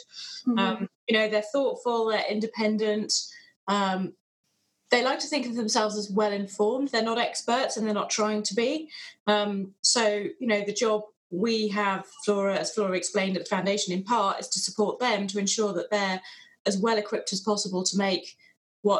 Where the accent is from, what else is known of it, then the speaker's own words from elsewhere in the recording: England, United Kingdom; We're English